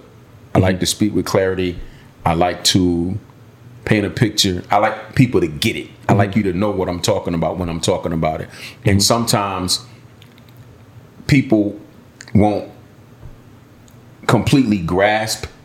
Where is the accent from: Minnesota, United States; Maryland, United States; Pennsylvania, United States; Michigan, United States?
Pennsylvania, United States; Philadelphia; moved away as an adult; also born or lived in Georgia; now in Miami, United States; raised in Philadelphia. Been in Miami since 08.